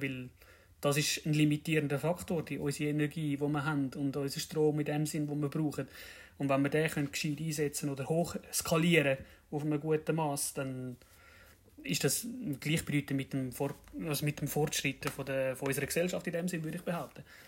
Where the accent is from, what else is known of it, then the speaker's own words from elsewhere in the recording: Zurich, Switzerland; komme aus dem schönen Kanton Zürich